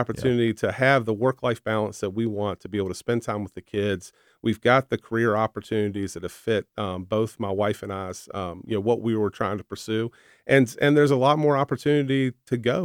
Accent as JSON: {"language": "English", "area": "the Shenandoah Valley", "region": "Virginia", "country": "United States", "tie": "born or raised there", "said": "growing up in the valley, growing up in the mountains"}